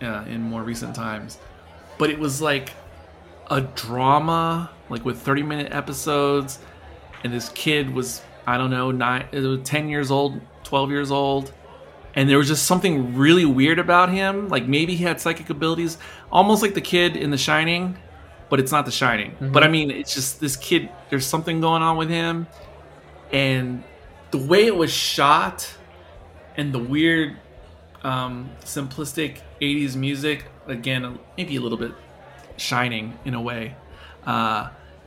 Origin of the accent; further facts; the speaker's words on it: England, United Kingdom; moved away; also born or lived in Texas; When I was a kid growing up in England